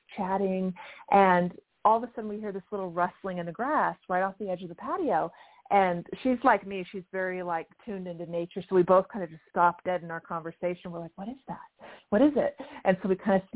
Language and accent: English; Louisiana, United States; I grew up in mostly in Louisiana, and I went to college at Louisiana State University